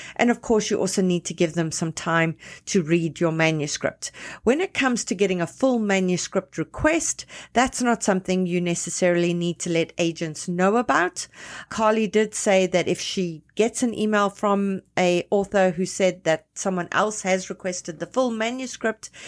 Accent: South Africa; now in Toronto, Canada; I'm South African, tons of Zimbabwean friends, as many of them here in, uh, Toronto.

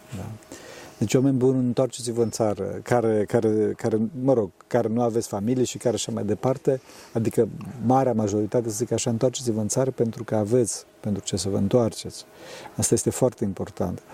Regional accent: Transylvania, Romania; eu sunt din Transilvania

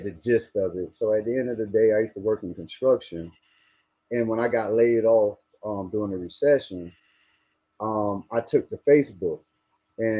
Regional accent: Miami, Florida, United States; also born or lived in West Palm Beach, Florida; I moved from West Palm Beach when I was 2 years old to Miami

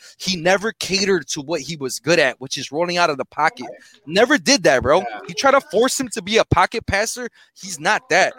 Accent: Chicago, Illinois, United States; I'm from Chicago.

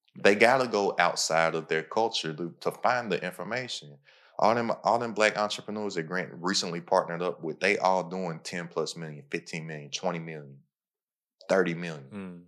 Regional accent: Kentucky, United States; I'm from Kentucky

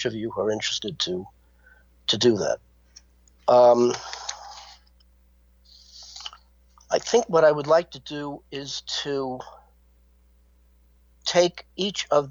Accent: Miami, Florida, United States; As a boy growing up in Miami, Florida

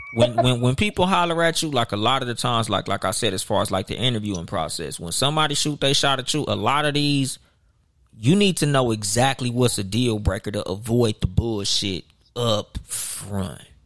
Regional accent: Southern California, United States; I'm from Southern California.

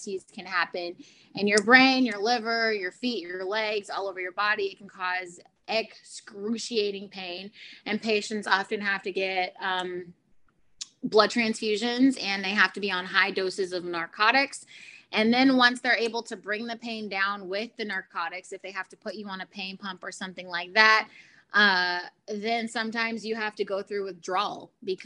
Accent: Houston, Texas, United States; I was born in Houston, Texas, to the parents of Cheryl and Mark

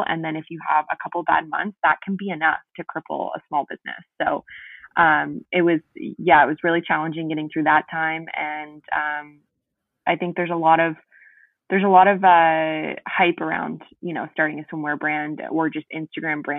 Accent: East Coast, Canada; moved away as an adult; also born or lived in Ottawa; I'm going back to the East Coast, okay. Where I'm primarily from

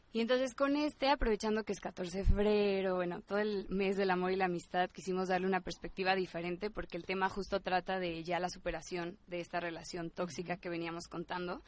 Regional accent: State of Mexico, Mexico; soy del Estado de México

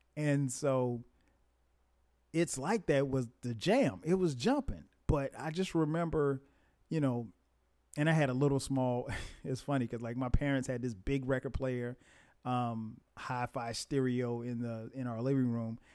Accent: Florence, South Carolina, United States; growing up in Florence, South Carolina, and very small place

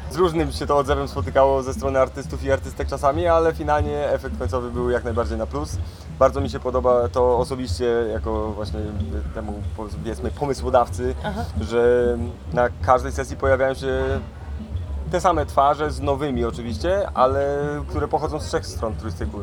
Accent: Bogatynia, Lower Silesian Voivodeship, Poland; also born or lived in Zgorzelec; Jestem urodzonym z Gorzelczaninem, wychowanym w Bogatyni

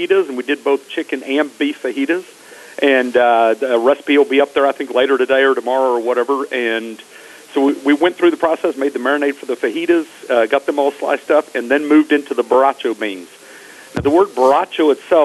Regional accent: Texas, United States; moved away; I'm from Texas

